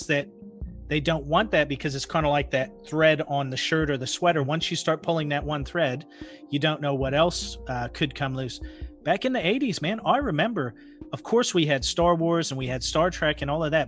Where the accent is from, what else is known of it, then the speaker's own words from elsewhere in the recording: Pacific Northwest, United States; I grew up in the Pacific Northwest